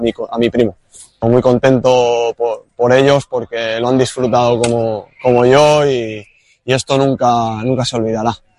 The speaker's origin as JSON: {"language": "Spanish", "town": "Sabadell", "region": "Catalonia", "country": "Spain", "tie": "born or raised there", "said": "yo soy nacido aquí en, Cataluña, en Sabadell"}